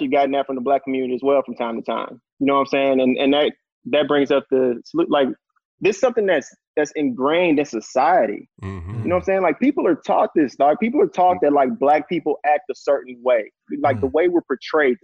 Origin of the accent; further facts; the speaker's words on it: Houston, Texas, United States; I'm from Houston. So it's like we grew up around a lot of those tensions